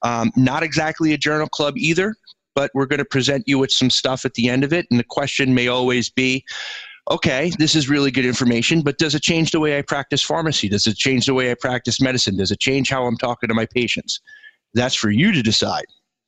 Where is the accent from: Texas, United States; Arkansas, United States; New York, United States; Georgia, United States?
New York, United States; the Hamptons, by way of Queens; also born or lived in Brooklyn, New York / Bellport, New York; as a kid, I grew up in the Hamptons by way of Queens, New York. So I've lived all over the place.